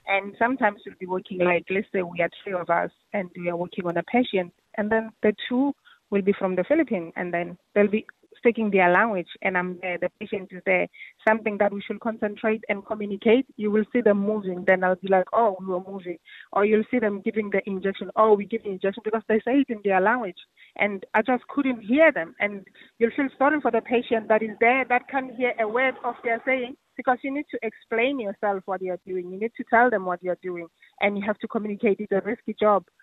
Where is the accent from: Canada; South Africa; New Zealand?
South Africa; now in Ireland; I'm not Irish, I'm South African.